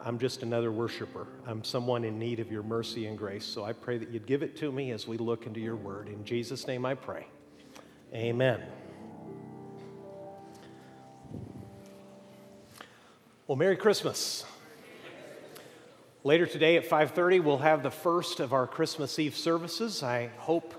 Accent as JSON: {"language": "English", "country": "Mexico", "tie": "born or raised there", "also_born_or_lived": "Amarillo, Texas", "moved": "yes", "said": "I was born in Amarillo, though I was raised in Mexico"}